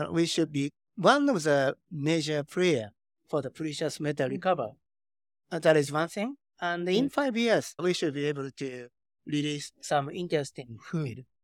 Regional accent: Tokyo, Japan; English is a second language; moved away as an adult; also born or lived in Silicon Valley, United States; I spent six years in Silicon Valley, and okay, I was born and raised in Tokyo, uh, Japan

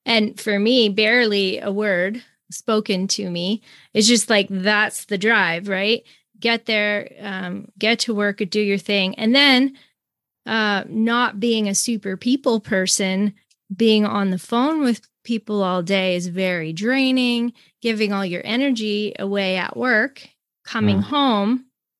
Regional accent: Canada; I'm Canadian, American, and then I'm French

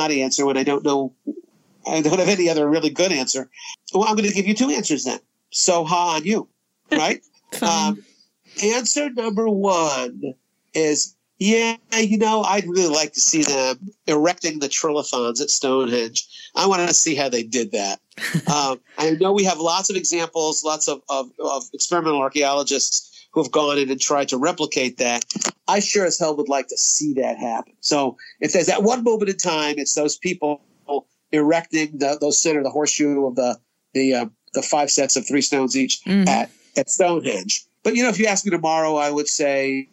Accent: New York City, New York, United States; growing up in Brooklyn, New York as a kid in a Jewish Italian neighborhood

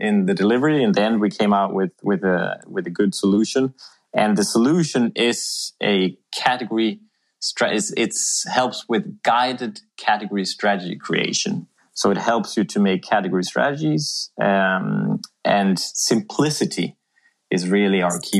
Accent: Sweden; moved away as an adult; also born or lived in Bedford / Philadelphia / South America; now in Denmark; I'm Swedish. I'm from the Swedish woods, and I've had a bit of an international career.

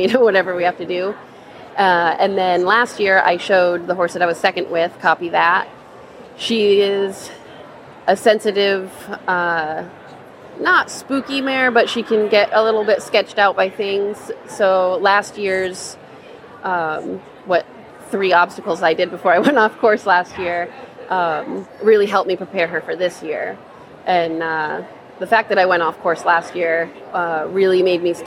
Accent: Cumberland, Rhode Island, United States; I am from Cumberland, Rhode Island

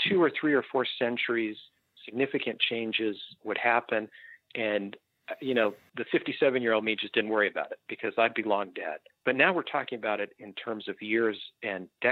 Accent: Phoenix, Arizona, United States; I was born and raised in Phoenix

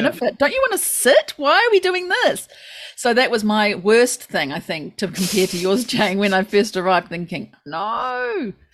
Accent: New Zealand; now in Japan; we Kiwis coming into Japan

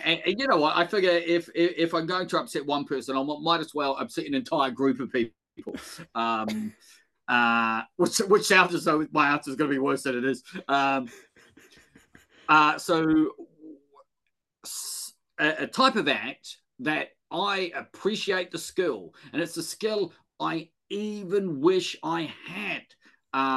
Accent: Wellington, New Zealand; moved away as an adult; also born or lived in North Manchester; now in Manchester, United Kingdom; I'm from Wellington, but all my family are from the Deep South.

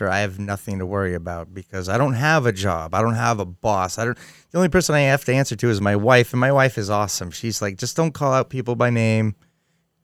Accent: New Hampshire, United States; I come from New Hampshire

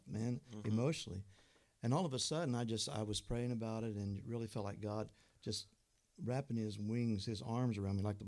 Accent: Illinois, United States; now in Ohio, United States; originally I'm from Illinois

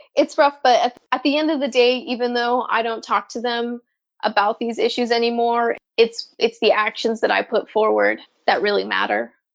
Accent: New Mexico, United States; also born or lived in San Jose, California; now in Eugene, United States; growing up in San Jose and then New Mexico

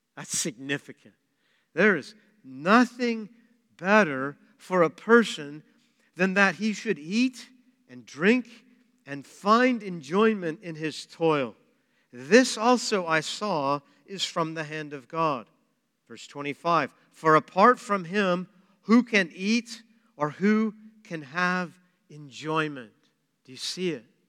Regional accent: Pratt, Kansas, United States; I'm from Pratt, by the way. I was, that's my hometown.

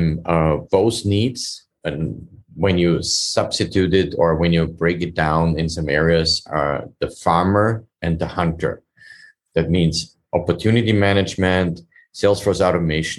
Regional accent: Vienna, Austria; moved away as an adult; now in United States; I'm originally from Europe. I came from Austria, Vienna, and immigrated legally

